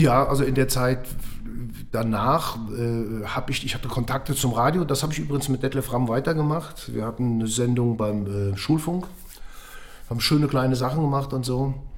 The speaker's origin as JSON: {"language": "German", "region": "Eifel", "country": "Germany", "tie": "born or raised there", "moved": "yes", "lives_now": "Frankfurt, Germany", "said": "ich bin in der Eifel groß geworden"}